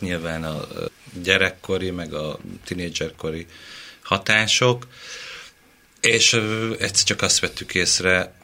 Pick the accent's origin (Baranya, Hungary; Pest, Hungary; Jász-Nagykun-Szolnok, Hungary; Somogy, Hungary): Pest, Hungary; Mende; Én Mendei vagyok.